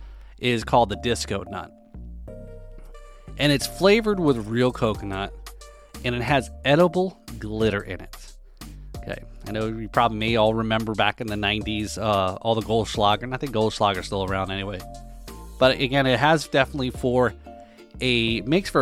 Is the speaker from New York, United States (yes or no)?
no; New Jersey, United States; now in South Florida, United States; I'm originally from New Jersey